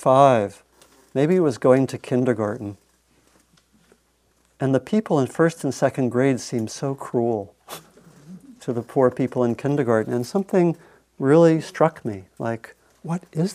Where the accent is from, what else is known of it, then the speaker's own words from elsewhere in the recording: Maryland, United States; I grew up in Maryland at a place where we had, it was a little bit like a southern town